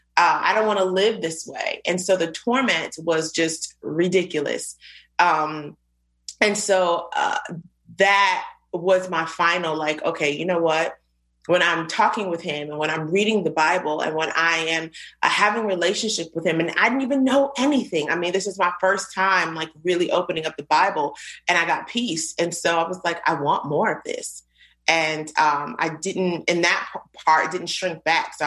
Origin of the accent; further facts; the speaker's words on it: Virginia, United States; also born or lived in Queens, New York; I was born in Queens, New York. I moved to Virginia a couple of years later